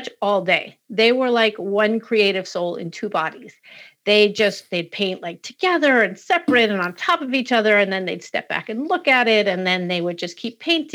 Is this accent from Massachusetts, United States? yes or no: yes; Western Massachusetts, United States; I grew up in Western Mass.